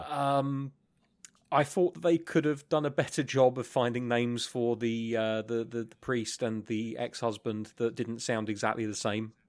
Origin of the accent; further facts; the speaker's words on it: England, United Kingdom; I'm English